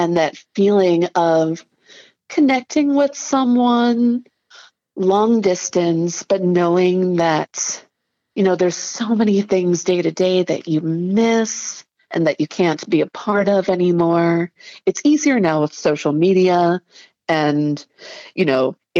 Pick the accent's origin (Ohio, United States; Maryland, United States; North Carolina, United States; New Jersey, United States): Maryland, United States; Frederick; moved away as an adult; also born or lived in Baltimore, Maryland; now in Chicago, United States; I grew up in Frederick and then went to school in Baltimore and spent like, yeah, the first 20 some years of my life in Maryland